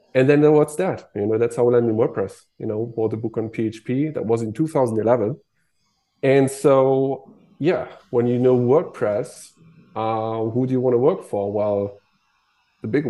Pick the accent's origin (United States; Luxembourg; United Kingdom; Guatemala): Luxembourg; I'm from Luxembourg